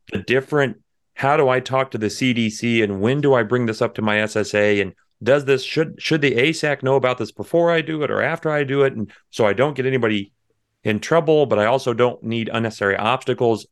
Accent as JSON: {"language": "English", "area": "near San Antonio", "region": "Texas Hill Country", "country": "United States", "tie": "born or raised there", "said": "I was born in San Antonio. I was raised in the hill country right outside there"}